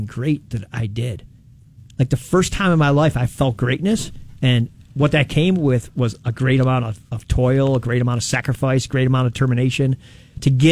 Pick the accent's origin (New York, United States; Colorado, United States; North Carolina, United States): New York, United States; Lockport; Born and raised in Lockport, New York